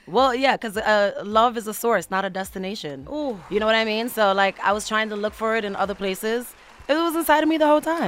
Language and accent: English; United States; also born or lived in Mauritania / Senegal; I moved to America when I was seven years old